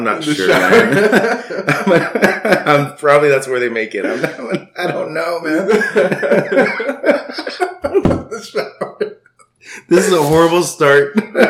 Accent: Brownsville, Texas, United States; also born or lived in Austin, Texas; I was born in Brownsville, raised partially in Austin, and then came back.

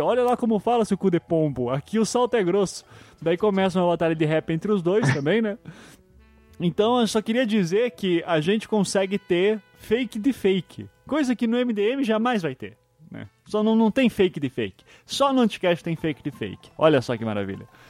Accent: Curitiba, Paraná, Brazil; eu sou curitibano

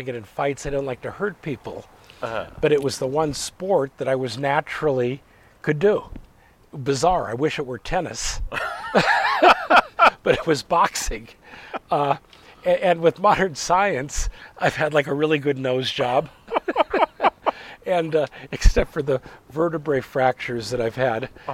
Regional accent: Los Angeles, California, United States; also born or lived in Bay Area / Paris; it was all South Central L.A. It was I grew up in a black neighborhood and went to black schools.

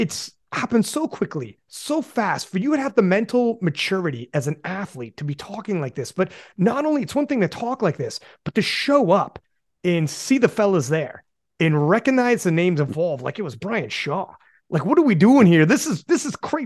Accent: Canada; also born or lived in Guelph; I'm from Canada, obviously. I'm in Guelph, actually

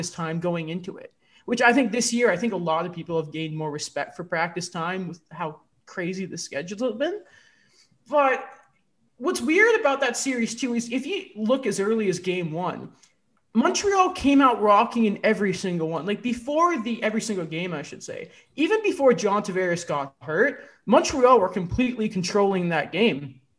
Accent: England, United Kingdom; It's really weird because I'm English.

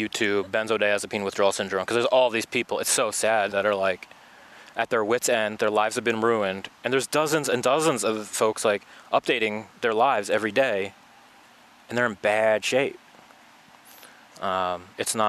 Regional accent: New York, United States; moved away; We're both from New York here.

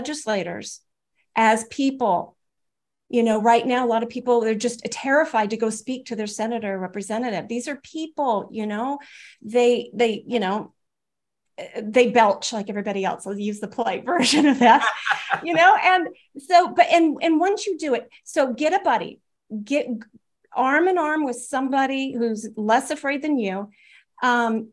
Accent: United States; I'm an American

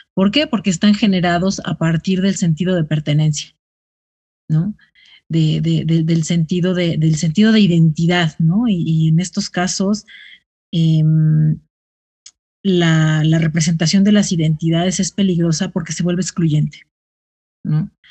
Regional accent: Ciudad Nezahualcóyotl, State of Mexico, Mexico; yo soy de Ciudad Neza

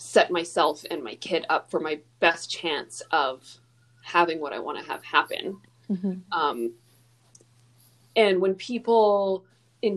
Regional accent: Alberta, Canada; I'm from Alberta

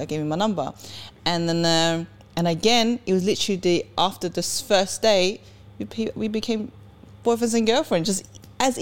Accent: Sweden; also born or lived in England; now in United Kingdom; I was born in Sweden. I came from Sweden. And where I grew up in Sweden was like Edmonton

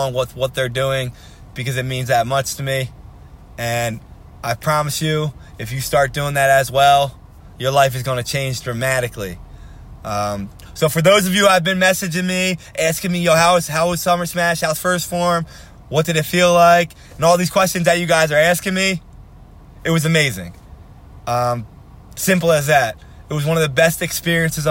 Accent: Philadelphia, Pennsylvania, United States; I'm from Philadelphia

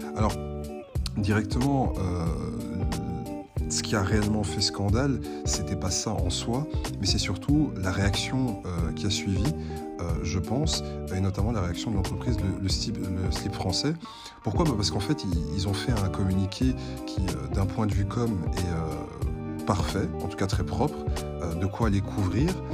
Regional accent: Belgium; je suis belge francophone

